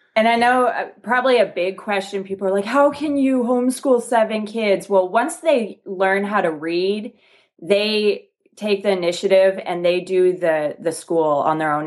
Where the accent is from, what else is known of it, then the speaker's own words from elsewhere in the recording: Canada; moved away; I'm actually from Canada originally